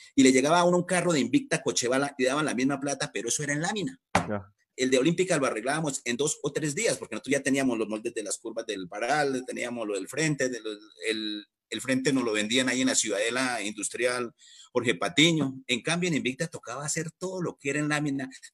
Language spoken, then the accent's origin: Spanish; Duitama, Boyacá, Colombia; yo soy de Duitama, eh, yo soy de familia carrocera